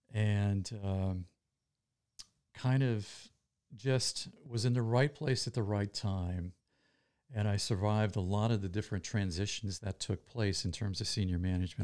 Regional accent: Boston, Massachusetts, United States; So I immediately kind of became his guy because I came from Boston as well.

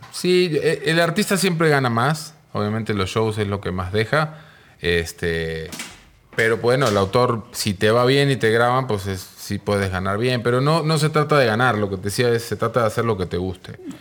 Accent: Mar del Plata, Buenos Aires Province, Argentina; moved away as an adult; also born or lived in Mexico City, Mexico; now in Mexico; Yo soy de Mar del Plata, una ciudad este, de Argentina, ciudad con playa, ciudad turística de allá. Y nada, de ahí vengo. Pero ya tengo 26 años acá en México.

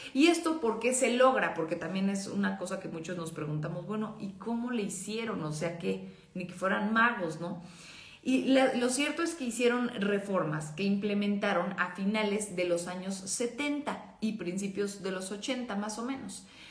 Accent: Mexico

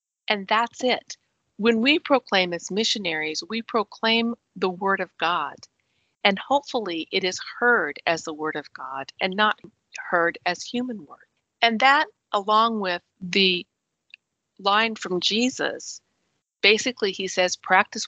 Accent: Wyoming, United States; moved away; I was born and raised in Wyoming, which is very, very rural

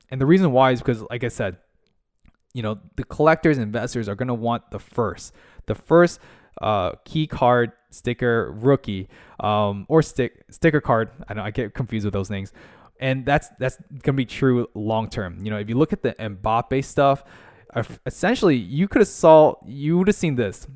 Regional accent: United States; also born or lived in Orlando, Florida; located in the United States in America, uh, Orlando, Florida

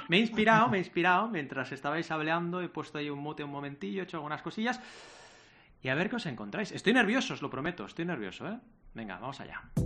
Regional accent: Barcelona, Catalonia, Spain; also born or lived in Mar del Plata, Argentina; now in Sabadell, Spain; siempre he vivido en Barcelona

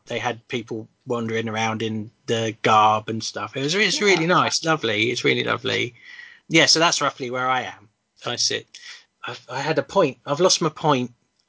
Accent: London, United Kingdom; moved away; also born or lived in Northampton; And I'm from London anyway, originally.

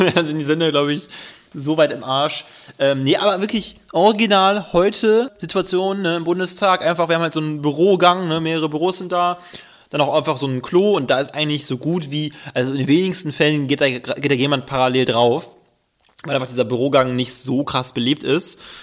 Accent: Düsseldorf, North Rhine-Westphalia, Germany; ich bin Düsseldorfer

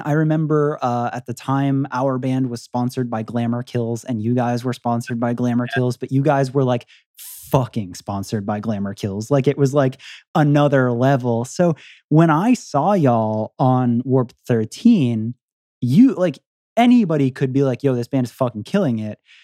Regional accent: Philadelphia, Pennsylvania, United States; We're we're from Philly and we're in Detroit

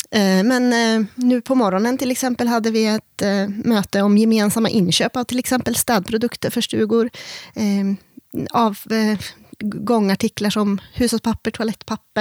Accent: Järvsö, Gävleborg County, Sweden; also born or lived in Korsjö; Jag är född och uppvuxen här i Järvsö

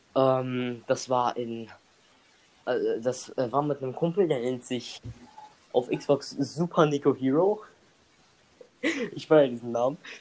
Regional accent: Germany; wir. Die Deutsche

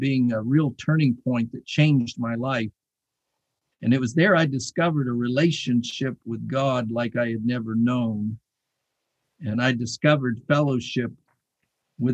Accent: Tucson, Arizona, United States; as a young boy growing up in Tucson, Arizona

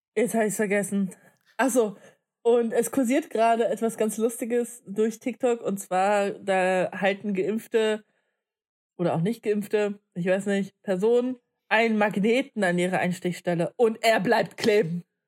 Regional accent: Leipzig, Saxony, Germany; moved away as an adult; now in Magdeburg, Germany; ich komme ja nicht aus Magdeburg, sondern aus ähm, Leipzig

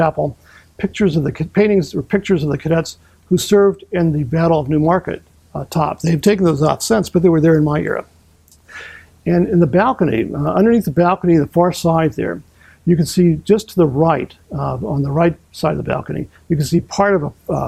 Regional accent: Northwest Indiana, United States; moved away as an adult; also born or lived in Chicago, Illinois / Virginia; I was born here in Chicago, grew up in Northwest Indiana

